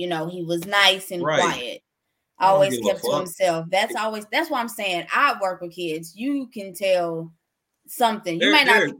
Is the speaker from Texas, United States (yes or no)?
yes; Texas, United States; I'm from Texas